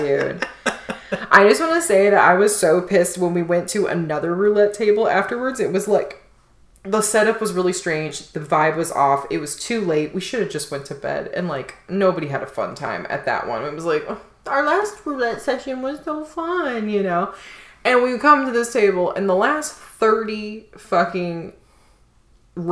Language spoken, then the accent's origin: English; Chicago, Illinois, United States; we're from Chicago